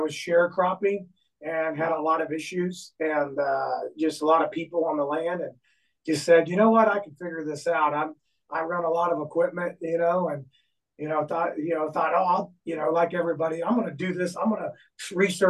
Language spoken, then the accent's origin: English; Braymer, Missouri, United States; I'm from Bremer, Missouri, just 20 minutes south of Gallatin, 25 minutes south